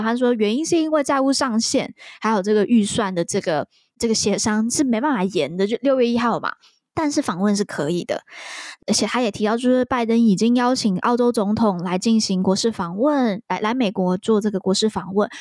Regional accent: Taiwan; 身为台湾人我觉得还蛮值得去了解的

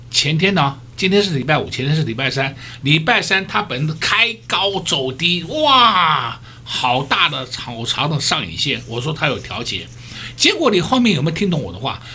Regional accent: Taiwan; 我们台湾人民

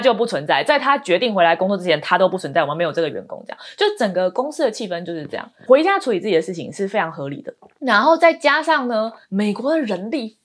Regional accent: Taiwan; moved away as an adult; now in United States; 我们在美国生活也超过十年了嘛，但是因为我是在台湾成长的，其实很多时候我还是觉得我是个台湾人

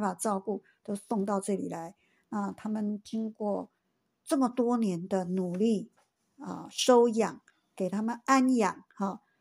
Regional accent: Taiwan; 我们台湾花莲

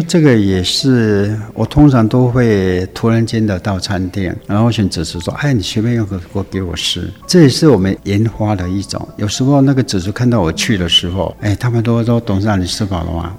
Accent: Guiren, Tainan, Taiwan; 我们归人的这些乡亲们

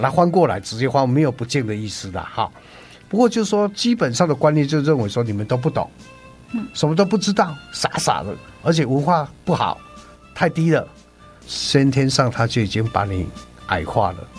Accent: Douliu, Yunlin County, Taiwan; 在很久好几代以前，就在云林的斗六这边落脚

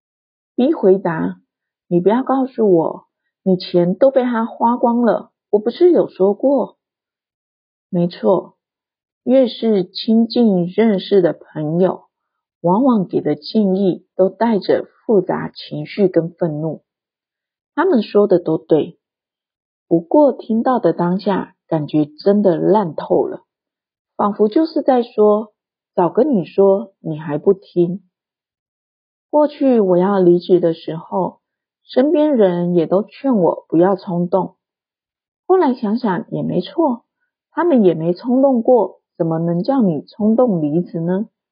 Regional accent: Taiwan; 我出生在台湾经济起飞的年代

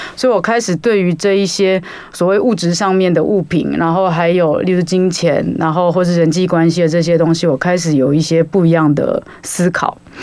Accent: Taiwan; 我身为一个台湾人

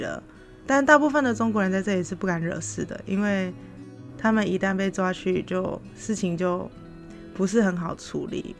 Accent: Taiwan; moved away as an adult; now in Philippines; 我们就是台湾人，又很容易被误以为是中国人

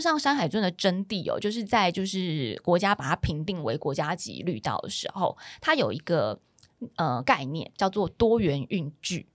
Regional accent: Taiwan; 身为台湾人

